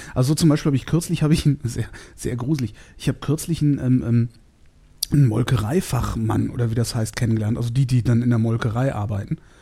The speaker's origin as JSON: {"language": "German", "town": "Cologne", "region": "North Rhine-Westphalia", "country": "Germany", "said": "Ich komme ja aus Köln"}